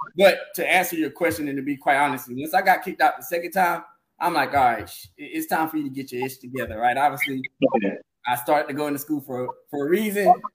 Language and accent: English; Orangeburg, South Carolina, United States; moved away as an adult; also born or lived in Bowman; now in Charlotte, United States; I'm from Orangeburg. Uh, Bowman as well.